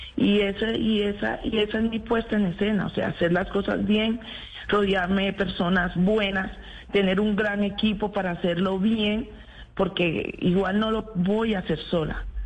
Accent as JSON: {"language": "Spanish", "town": "Apartadó", "region": "Antioquia", "country": "Colombia", "tie": "born or raised there", "said": "yo no soy bayona, yo soy antioqueña, soy nacida en el, en el apartado Vengo de esa tierra hermosa y preciosa que representaré siempre"}